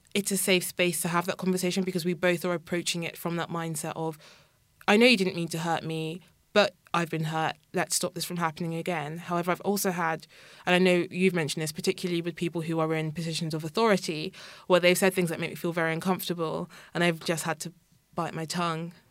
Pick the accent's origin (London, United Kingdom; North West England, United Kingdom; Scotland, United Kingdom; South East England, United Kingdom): South East England, United Kingdom; Kent; I grew up in Kent